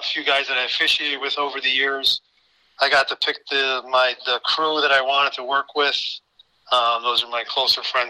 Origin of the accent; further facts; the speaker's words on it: Watervliet, New York, United States; now in Guilderland, United States; I was born and raised in Waterville